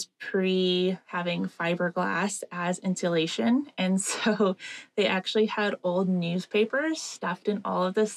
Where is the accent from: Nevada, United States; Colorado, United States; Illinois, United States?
Nevada, United States; Reno; I am born and raised in Reno, Nevada.